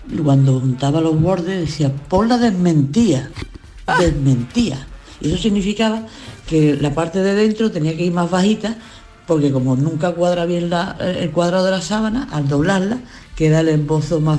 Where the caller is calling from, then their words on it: Seville, Andalusia, Spain; de Sevilla.